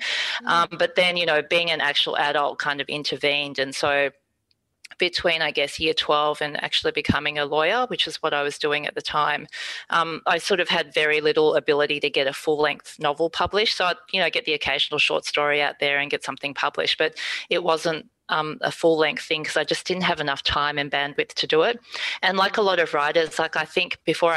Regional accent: Singapore; we're not from mainland China, for example. I'm from Singapore.

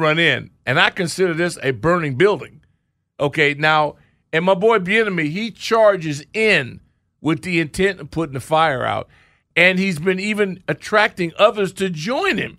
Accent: Orange County, California, United States; moved away; I grew up in Orange County, and I remember nothing but orange groves when we were in Tustin

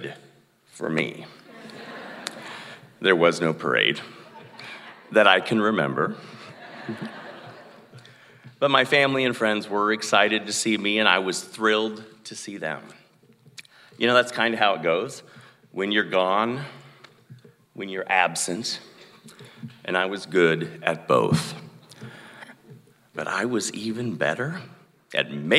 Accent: Sigourney, Iowa, United States; moved away as an adult; also born or lived in Chicago / Atlanta / New York / Los Angeles; my hometown, Sigourney.

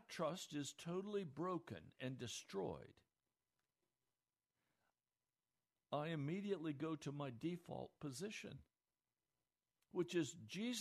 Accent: United States; The America I knew growing up

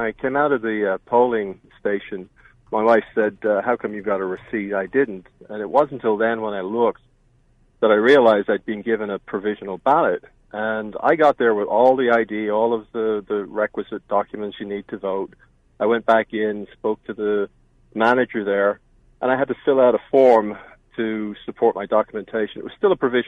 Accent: Ireland; moved away as an adult; also born or lived in Pennsylvania; now in United States; I've lived here for 26 years. I'm an immigrant. I came from Ireland

